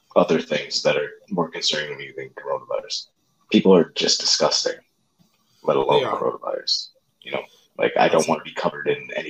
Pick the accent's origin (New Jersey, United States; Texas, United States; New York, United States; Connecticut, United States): Connecticut, United States; moved away as an adult; now in California, United States; grew up in Connecticut